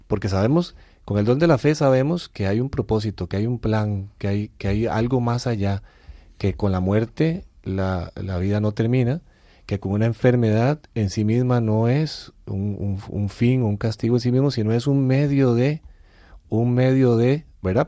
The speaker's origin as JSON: {"language": "Spanish", "country": "Costa Rica", "said": "nosotros somos de Costa Rica"}